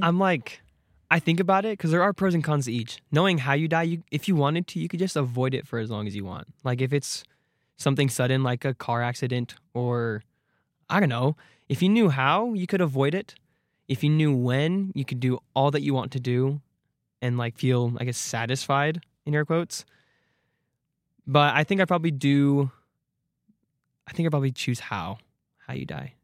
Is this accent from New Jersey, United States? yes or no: no; Arizona, United States; I'm from Arizona